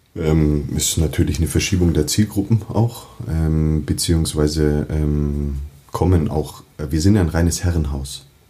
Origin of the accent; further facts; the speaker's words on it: Munich, Bavaria, Germany; ich bin ähm, waschechter Münchner in dritter Generation